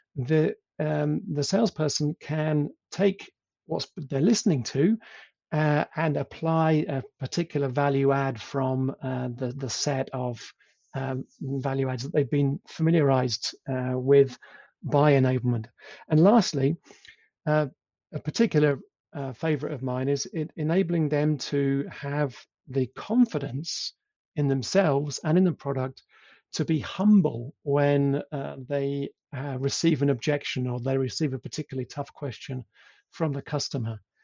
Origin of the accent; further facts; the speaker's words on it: England, United Kingdom; accent: English; moved away as an adult; also born or lived in Italy / Poland; now in Germany; I am English, as you can probably tell from my accent